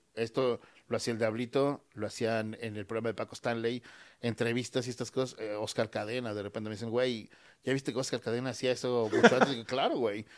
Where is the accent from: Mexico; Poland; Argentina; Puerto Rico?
Mexico; todos somos mexicanos